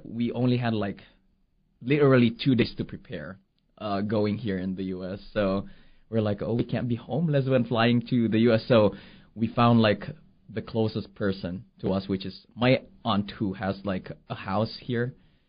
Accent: Philippines; moved away as an adult; now in United States; we just love singing in the Philippines. It's part of maybe being Filipino.

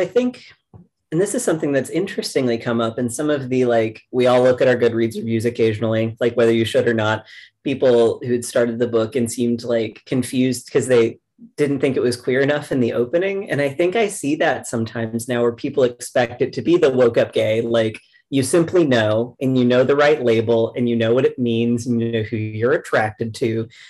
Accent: the South, United States; Because like, again, I grew up in the South. I'm from around here.

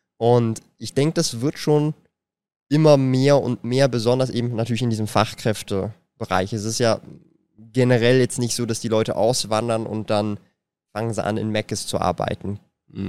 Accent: Switzerland

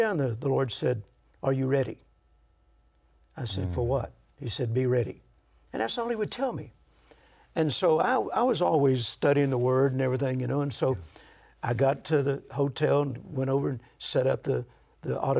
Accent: Louisiana, United States; accent: country hick; moved away as an adult; also born or lived in Mississippi; I was born in Mississippi and grew up in Louisiana

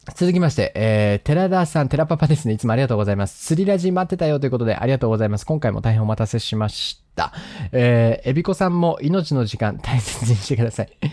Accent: Sapporo, Hokkaido, Japan; 札幌市なんですけど、北海道の札幌市

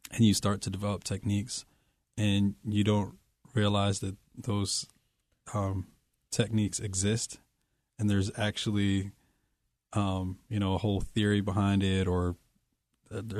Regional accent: Poughkeepsie, New York, United States; In Poughkeepsie.

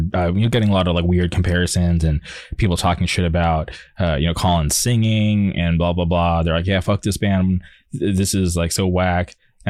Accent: Palm Springs, California, United States; because I grew up in the Palm Springs area

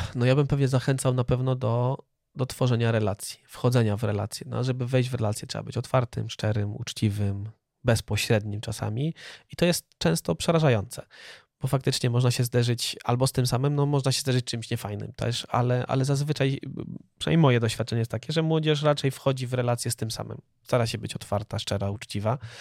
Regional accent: Poland; my wyrośliśmy w polskiej kulturze

